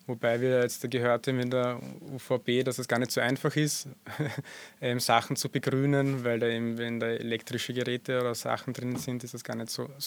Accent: Burgenland, Austria; einen neuen Kooperationspartner aus dem Südburgenland, dort wo ich herkomme wo ganz guter blaufränkischer Wein gemacht wird.

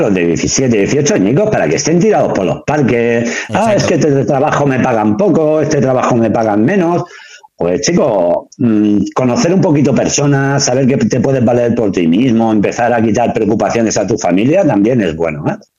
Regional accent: Badalona, Catalonia, Spain; yo soy de Pomar

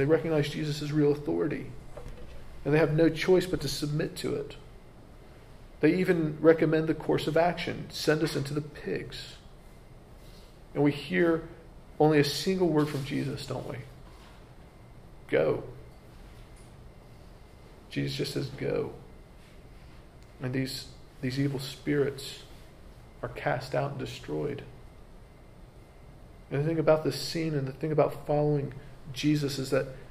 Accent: United States; As an American

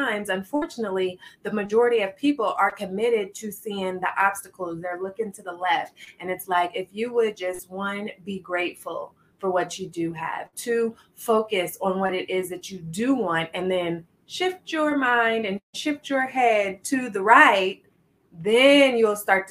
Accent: Midwest, United States; Midwest born and raised

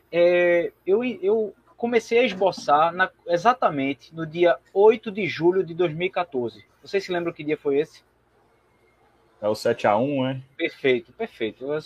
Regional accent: São Paulo, Brazil; born there; É, na verdade, eu nasci em São Paulo. Eu sou original do bairro da Liberdade, por incrível que pareça.

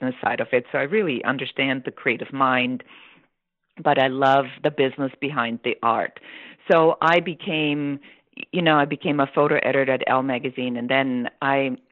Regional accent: Munich, Bavaria, Germany; English is a second language; moved away; I am, you know, from Bavaria, from Munich

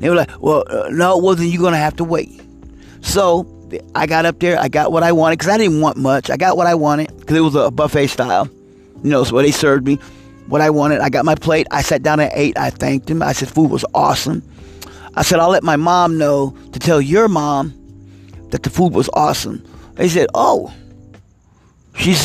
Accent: Midwest, United States; moved away; I'm from the Midwest

